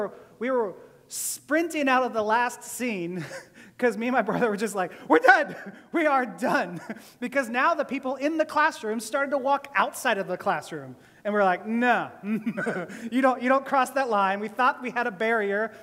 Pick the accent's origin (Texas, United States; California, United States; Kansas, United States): Texas, United States; Houston; also born or lived in Columbus, Ohio; I grew up outside of Columbus, Ohio, before we moved down in fifth grade to Houston